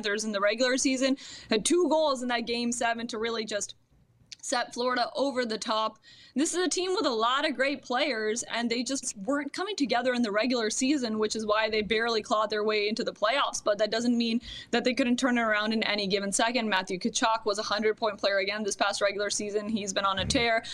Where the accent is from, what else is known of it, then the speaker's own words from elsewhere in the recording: Toronto, Ontario, Canada; moved away; I'm from Toronto